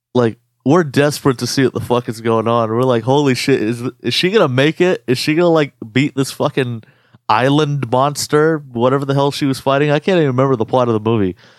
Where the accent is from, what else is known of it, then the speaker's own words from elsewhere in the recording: United States; our experience being Arab American